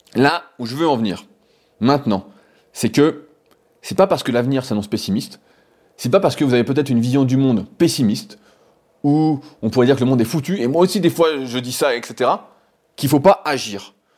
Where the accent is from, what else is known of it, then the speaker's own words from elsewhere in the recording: France; nous en tant que Français